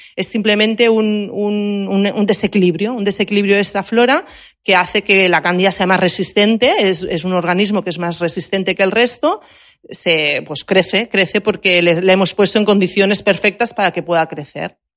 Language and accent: Spanish; Barcelona, Catalonia, Spain; yo que soy de Barcelona